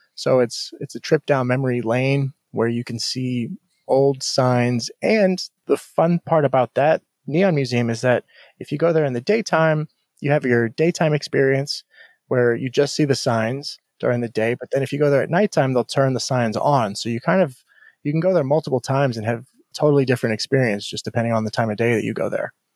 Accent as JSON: {"language": "English", "town": "Houston", "region": "Texas", "country": "United States", "tie": "born or raised there", "also_born_or_lived": "Chicago", "moved": "yes", "lives_now": "Las Vegas, United States", "said": "I grew up in Houston, very tropical weather"}